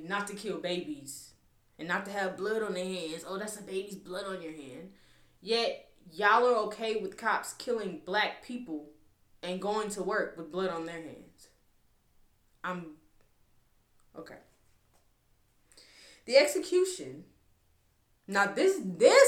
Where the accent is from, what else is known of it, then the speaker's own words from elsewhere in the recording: United States; I am African American